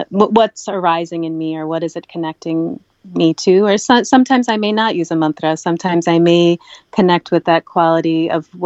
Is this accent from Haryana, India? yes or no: no; Kerala, India; Uh, I, growing up in Kerala